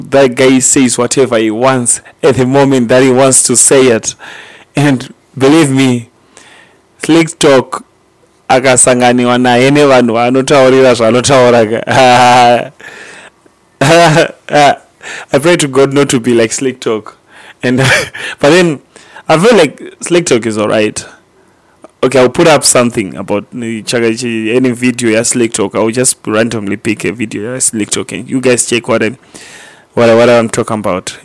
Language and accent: English; Gweru, Midlands, Zimbabwe; we are from Gweru